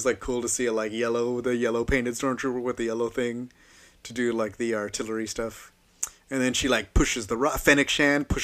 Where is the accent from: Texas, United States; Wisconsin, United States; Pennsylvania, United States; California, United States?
Texas, United States; San Antonio; moved away; I'm from San Antonio, Texas.